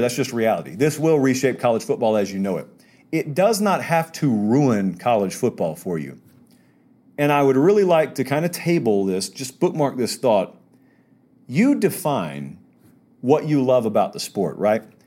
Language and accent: English; the South, United States; I'm a Southerner